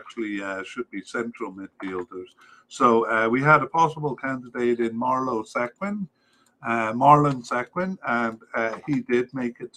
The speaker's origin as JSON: {"language": "English", "town": "Cardiff", "region": "Wales", "country": "United Kingdom", "tie": "born or raised there", "said": "I was raised in Cardiff"}